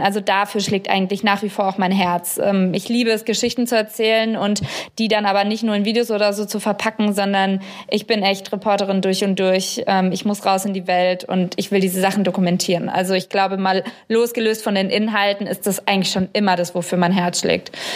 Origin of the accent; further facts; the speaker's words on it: Germany; ich komme aus Deutschland